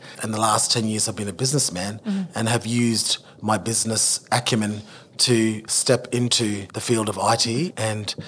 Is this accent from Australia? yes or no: yes; Darwin, Northern Territory, Australia; moved away; also born or lived in Canberra; when I was growing up in Darwin